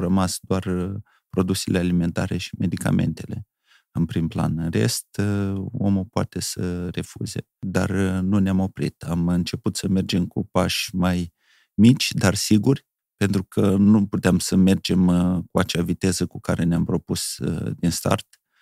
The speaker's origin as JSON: {"language": "Romanian", "town": "Bahmut", "region": "Călărași District", "country": "Moldova", "tie": "born or raised there", "said": "eu am locuit în Bahmut, este o localitate extraordinară"}